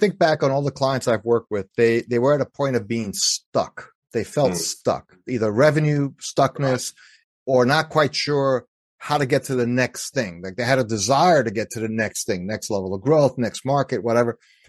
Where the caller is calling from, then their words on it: Pennsylvania, United States; Yeah, I live in the suburbs outside of Philadelphia, so I'm on the east coast of the U.S.